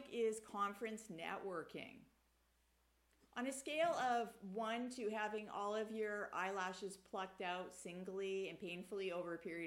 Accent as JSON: {"language": "English", "country": "Canada", "said": "Me being a Canadian"}